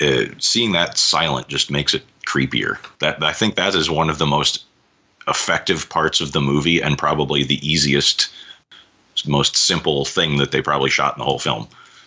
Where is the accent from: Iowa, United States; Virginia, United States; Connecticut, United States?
Iowa, United States; I'm from the Midwest. I'm from Iowa.